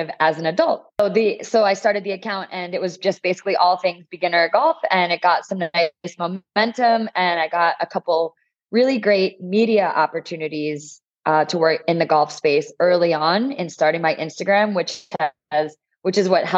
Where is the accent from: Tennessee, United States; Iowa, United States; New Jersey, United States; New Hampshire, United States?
New Jersey, United States; moved away as an adult; now in San Diego, United States; I'm originally from the East Coast. I grew up in New Jersey, went to college there, and then lived in North Jersey